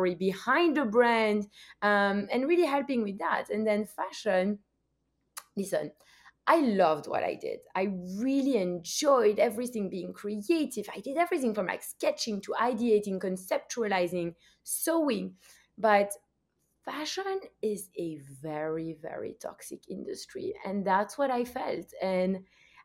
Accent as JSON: {"language": "English", "country": "Belgium", "moved": "yes", "lives_now": "United States", "said": "I'm also from Belgium."}